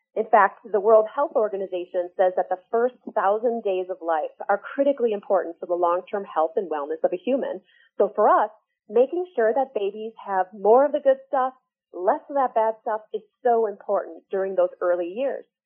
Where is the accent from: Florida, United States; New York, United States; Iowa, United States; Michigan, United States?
Michigan, United States; northern; I grew up in Michigan, northern Michigan actually